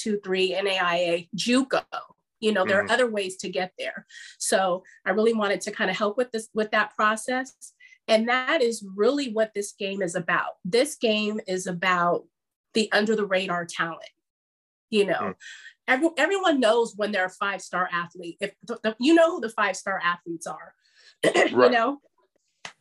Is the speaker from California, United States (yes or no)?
yes; Bay Area, California, United States; growing up in the Bay